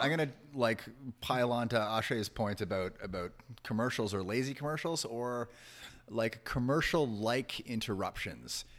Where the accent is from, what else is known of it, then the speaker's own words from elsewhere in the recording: Toronto, Ontario, Canada; growing up in Toronto and maybe the, the area that I grew up